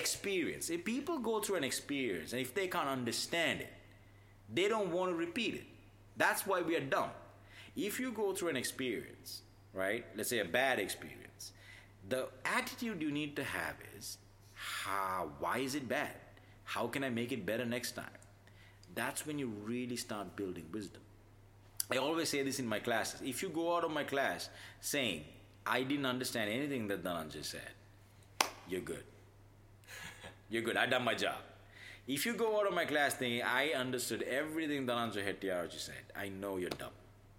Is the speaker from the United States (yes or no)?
no; China; English is a second language; this place in my hometown. Where, you know, I think it's also common, very common in China.